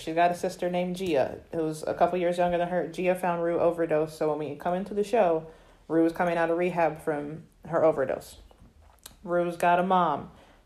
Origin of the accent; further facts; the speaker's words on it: Florida, United States; I'm from Florida